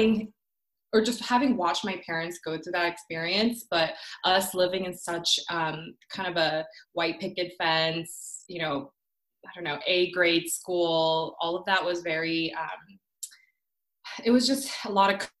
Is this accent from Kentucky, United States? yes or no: no; Orlando, Florida, United States; English is a second language; also born or lived in Korea / Ocala, Florida; now in Atlanta, United States; I immigrated here when I was 7. I was born in Korea, finished up to first grade there. And we moved to Florida